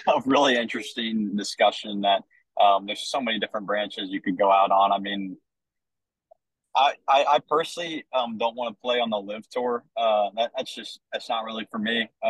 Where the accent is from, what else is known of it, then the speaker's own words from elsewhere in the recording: Vandalia, Ohio, United States; you know, we're from Vandalia, Ohio, right? Like, it's just a blue collar kind of working place.